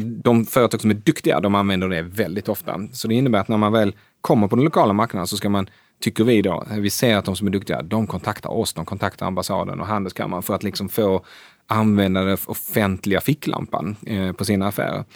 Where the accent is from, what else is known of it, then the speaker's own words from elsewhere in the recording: Sweden; moved away as an adult; also born or lived in Asia; now in Stockholm, Sweden; vara svensk i Asien